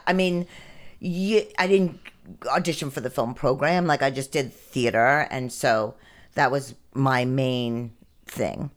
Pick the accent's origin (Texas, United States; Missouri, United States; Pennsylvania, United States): Pennsylvania, United States; Greensburg; also born or lived in New York; now in Athens, United States; I grew up in, outside of kind of Latrobe, um, Pennsylvania, Greensburg, Pennsylvania